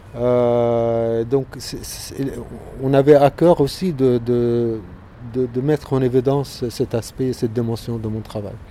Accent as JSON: {"language": "French", "town": "Gaza", "region": "Gaza Strip", "country": "Palestine", "tie": "born or raised there", "moved": "yes", "lives_now": "France", "said": "Je suis né à Gaza, Palestine"}